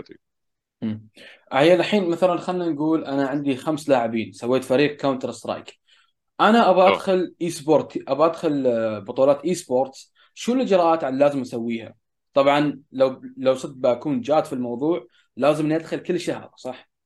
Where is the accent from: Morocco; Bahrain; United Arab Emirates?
United Arab Emirates; هنا عندنا في الامارات